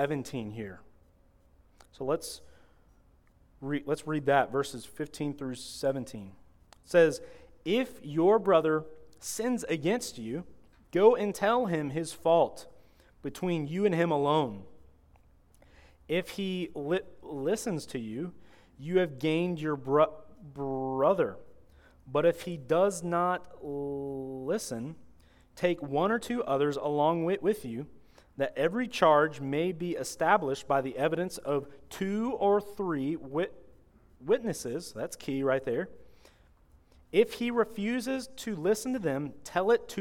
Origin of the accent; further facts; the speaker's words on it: Florida, United States; I'm from Florida